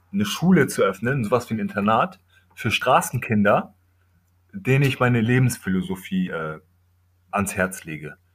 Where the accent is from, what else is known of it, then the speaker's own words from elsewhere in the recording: Kenya; German is a second language; ich komme ja aus Kenia, aus dem Dorf meines Vaters